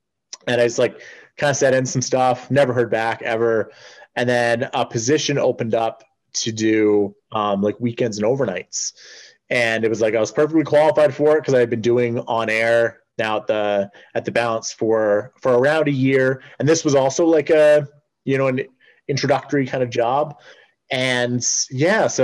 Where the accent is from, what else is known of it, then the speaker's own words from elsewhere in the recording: Edmonton, Alberta, Canada; I'm from Edmonton